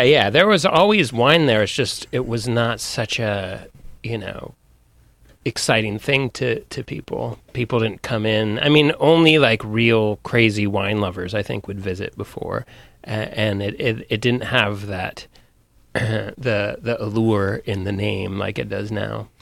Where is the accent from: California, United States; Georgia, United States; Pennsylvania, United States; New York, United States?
California, United States; Sonoma; I'm from Sonoma, from the wine country